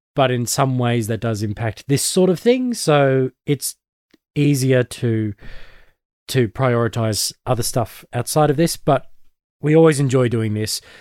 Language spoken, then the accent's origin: English; Australia; I'm one of the Aussie nerds